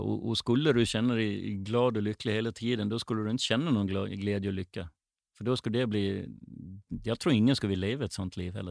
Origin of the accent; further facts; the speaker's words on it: Gotland, Sweden; now in Stockholm, Sweden; Uppväxt, född och uppväxt på Gotland med sandstränder runt hela ön